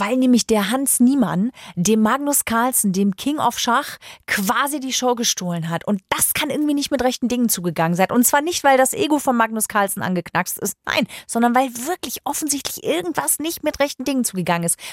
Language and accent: German; Germany; bei uns in Deutschland